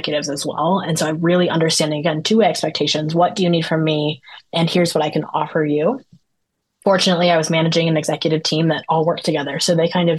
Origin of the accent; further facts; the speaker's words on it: Denver, Colorado, United States; I'm from the Denver area